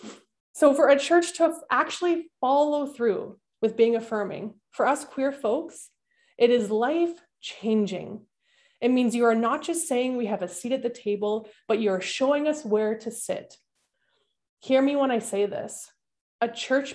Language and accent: English; Winnipeg, Manitoba, Canada; Growing up in Winnipeg, my grandparents lived next door to us.